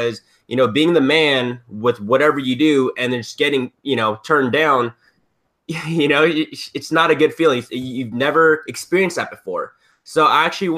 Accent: Southern California, United States; I'm from Southern California

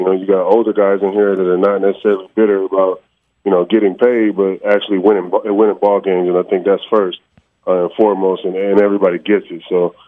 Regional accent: Long Beach, California, United States; I grew up on the West Coast. I'm from Long Beach.

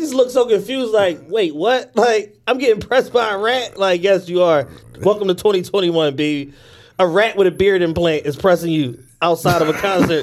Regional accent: Philadelphia, Pennsylvania, United States; We're from Philadelphia

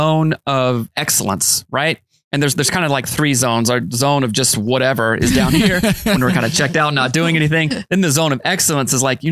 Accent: the South, United States; I'm from the South

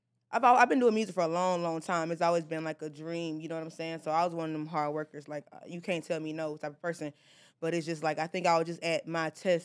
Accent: the South, United States; But again, like, I'm from the South, so, like, y'all minimum wage right here is what they get.

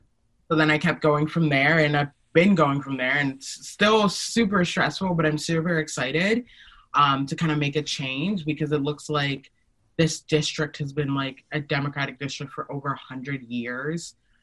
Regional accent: Nigeria; I'm Nigerian. That's my political affiliation.

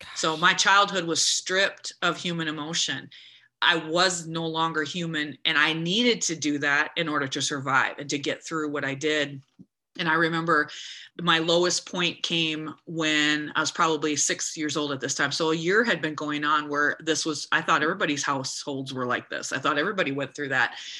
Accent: United States; I'm an American girl.

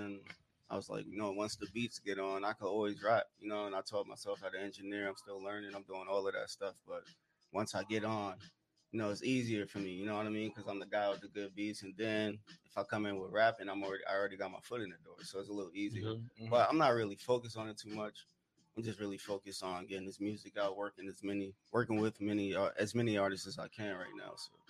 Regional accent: New York City, New York, United States; now in Oceanside, United States; I'm from New York. From New York. Yeah, I'm from Brooklyn.

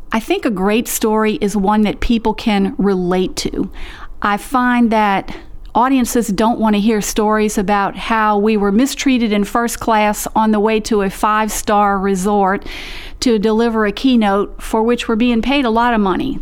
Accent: the South, United States; I was born and raised in the South, and I come from a long line of Southern family storytellers

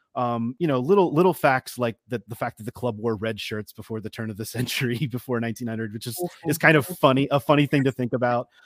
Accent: United States

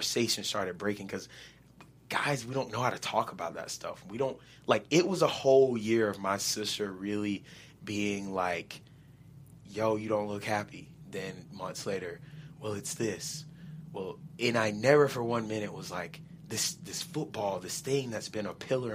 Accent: the South, United States; growing up in the South where football is religion

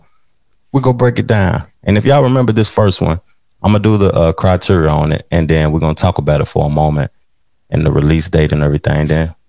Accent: the South, United States; y'all know I'm from the South and I represent the South and I enjoy the South.

